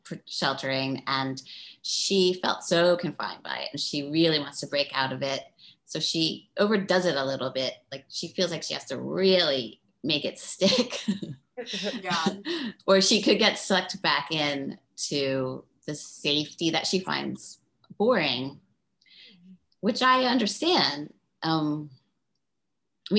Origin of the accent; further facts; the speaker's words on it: Baltimore, Maryland, United States; moved away as an adult; also born or lived in East Village, New York / Providence, Rhode Island; I lived in the East Village in the 80s and I'm from Baltimore and I went to Brown